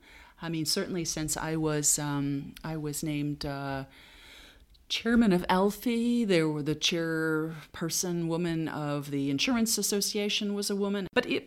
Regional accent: Boston, Massachusetts, United States; now in Luxembourg; because I came from Boston, people said, oh, Boston's, you know, one of the two cities in the U.S.

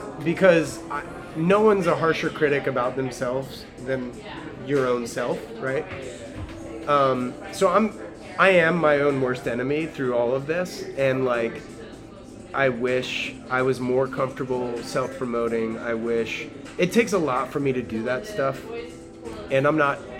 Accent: the South, United States; now in California; I grew up in the South in a family that's like not, we don't operate that way.

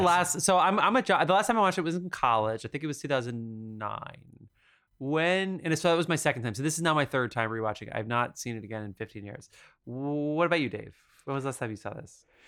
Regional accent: New Jersey, United States; born or raised there

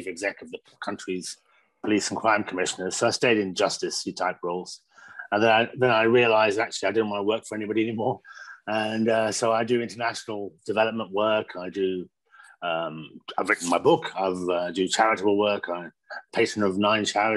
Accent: Birmingham, West Midlands, United Kingdom; now in Manchester, United Kingdom; I grew up in Birmingham in the Midlands

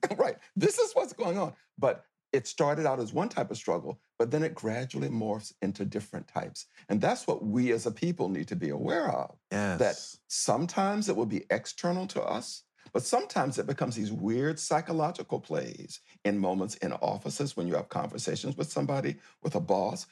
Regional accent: near Tallahassee, Florida, United States; accent: old Southern; moved away; my hometown near Tallahassee, Florida

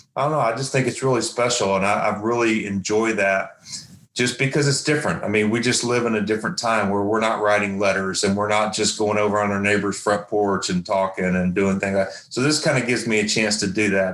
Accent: Tennessee, United States; I grew up in Tennessee

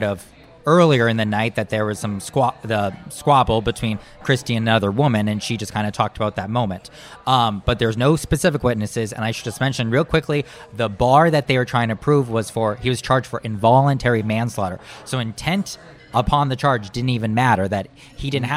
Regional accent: Marshall, Minnesota, United States; I grew up in Marshall, Minnesota, not far from a reservation.

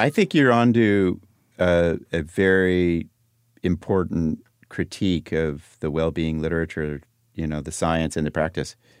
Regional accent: Los Angeles, California, United States; when I was growing up in Laurel Canyon

